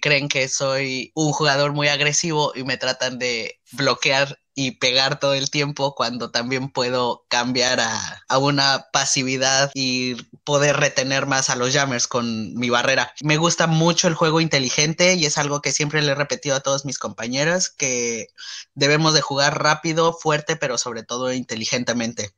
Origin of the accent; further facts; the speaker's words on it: Mexico; En México creo que la mayoría tenemos ese tamaño